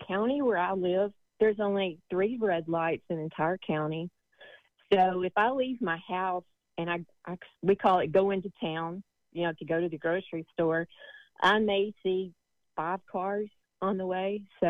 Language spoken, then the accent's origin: English; Tennessee, United States; I'm from East Tennessee.